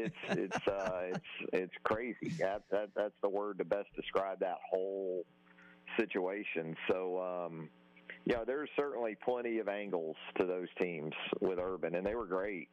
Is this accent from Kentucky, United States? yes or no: no; Jacksonville, Florida, United States; I'm born and raised in Jacksonville, Florida